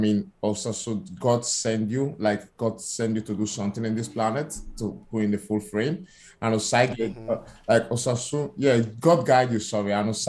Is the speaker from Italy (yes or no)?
yes; Verona, Veneto, Italy; English is a second language; moved away as an adult; also born or lived in Benin City, Nigeria; now in London, United Kingdom; I was born in Nigeria, Benin City, but I lived all my life in Italy, in Verona, such as you. And 6 years ago, after finishing partially my education, I moved to the UK, and I'm been here for 6 years now.